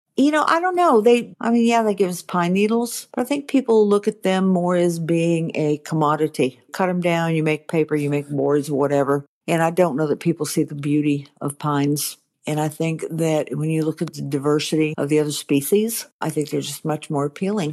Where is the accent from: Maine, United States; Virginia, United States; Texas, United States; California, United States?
Maine, United States; now in Georgia, United States; I grew up in Maine.